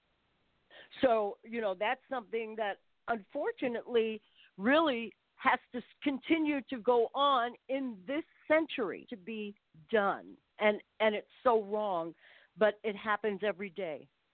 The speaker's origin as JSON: {"language": "English", "town": "New York City", "region": "New York", "country": "United States", "moved": "yes", "said": "I'm from Brooklyn. And, you know, Brooklyn people, we look at things a certain way. Even though I haven't lived there for a while, I'm still a Brooklyn girl."}